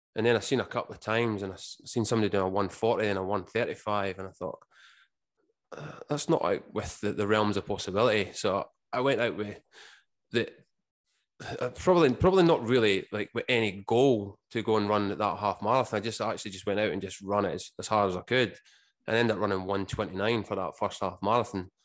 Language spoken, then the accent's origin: English; Scotland, United Kingdom; moved away as an adult; now in Australia; growing up in Scotland, it was pretty much the, the working man's sport